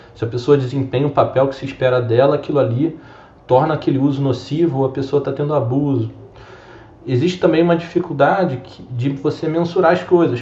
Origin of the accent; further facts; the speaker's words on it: Rio de Janeiro, Brazil; sou natural aqui do Rio de Janeiro mesmo